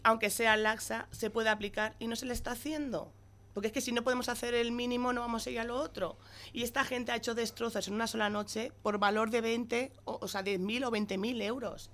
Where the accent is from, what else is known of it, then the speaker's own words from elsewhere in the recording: Las Pedroñeras, Castilla-La Mancha, Spain; Yo adoro a mi pueblo, estoy muy orgullosa de ser pedroñera